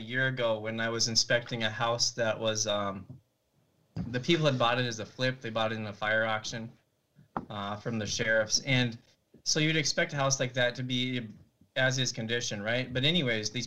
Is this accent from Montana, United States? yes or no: yes; Montana, United States; also born or lived in Nebraska / Washington; now in Madison, United States; I grew up in Montana